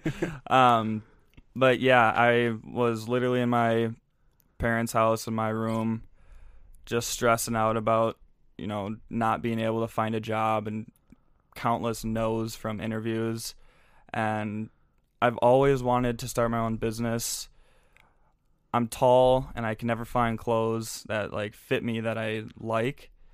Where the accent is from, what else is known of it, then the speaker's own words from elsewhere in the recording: St. Louis Park, Minnesota, United States; I'm from Saint Louis Park, so just down, down the road. Um, went to Saint Louis Park High School